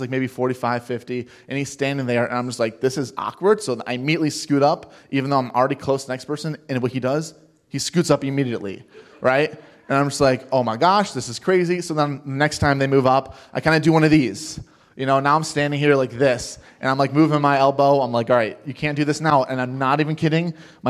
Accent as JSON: {"language": "English", "town": "Cleveland", "region": "Ohio", "country": "United States", "said": "You know, I'm from Cleveland and, you know, things like that."}